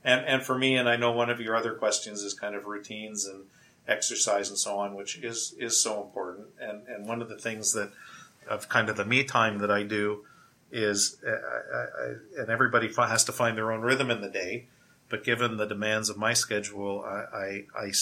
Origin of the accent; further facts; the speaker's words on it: Windsor, Ontario, Canada; moved away as an adult; now in Toronto, Canada; I grew up in Windsor, Ontario